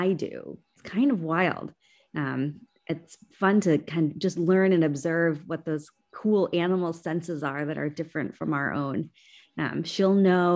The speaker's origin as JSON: {"language": "English", "region": "Minnesota", "country": "United States", "tie": "born or raised there", "said": "growing up in Minnesota, in the northern part of this country"}